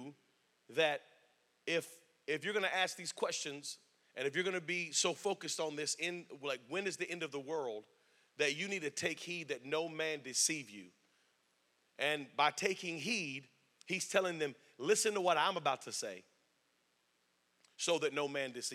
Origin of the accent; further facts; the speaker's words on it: Spring Lake, North Carolina, United States; also born or lived in Fort Bragg, North Carolina; I was raised on Fort Bragg, lived in Spring Lake, North Carolina my whole life.